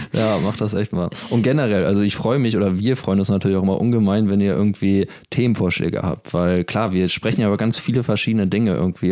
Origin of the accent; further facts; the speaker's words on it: Germany; moved away; in Deutschland als Deutscher